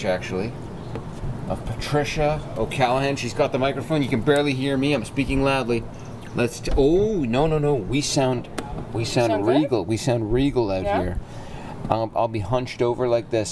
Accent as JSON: {"language": "English", "town": "Brampton", "region": "Ontario", "country": "Canada", "tie": "born or raised there", "said": "My hometown, Brampton, Ontario"}